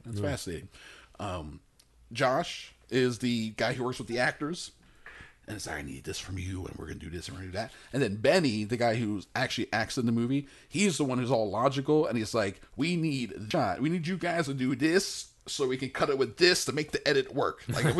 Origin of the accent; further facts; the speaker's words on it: Malaysia; also born or lived in United Kingdom; I'm Malaysia, but also I'm British.